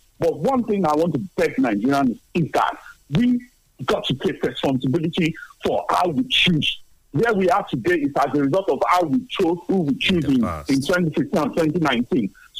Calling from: Tottenham, London, United Kingdom; I'm calling from Tottenham.

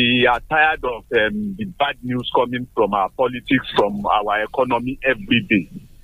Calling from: Abeokuta, Ogun State, Nigeria; I'm calling from Abeokuta this morning.

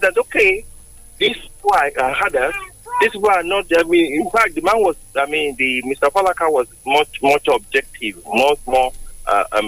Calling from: Lagos, Nigeria; calling from Lagos

